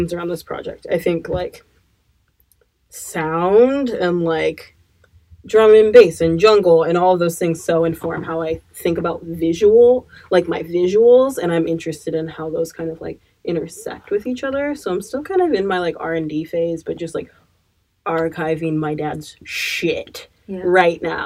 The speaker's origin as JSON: {"language": "English", "town": "Eugene", "region": "Oregon", "country": "United States", "tie": "born or raised there", "lives_now": "Portland, United States", "said": "I grew up in Eugene, Oregon"}